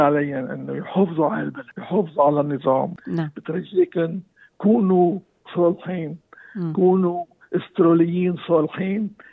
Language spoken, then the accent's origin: Arabic; Lebanon; moved away as an adult; now in Australia; انا آه، جاي من لبنان